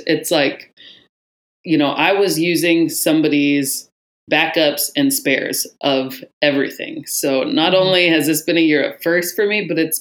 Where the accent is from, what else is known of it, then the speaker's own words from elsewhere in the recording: Anchorage, Alaska, United States; Born and raised in Anchorage.